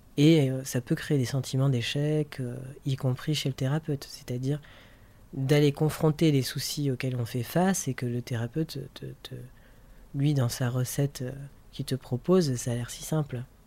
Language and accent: French; France; moved away as an adult; now in Brussels, Belgium; je suis français, j'habite à Bruxelles depuis 7 ans.